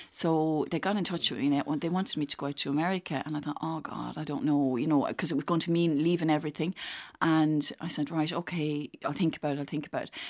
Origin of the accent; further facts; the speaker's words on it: Ballyhale, Leinster, Ireland; I'm from Kilkenny.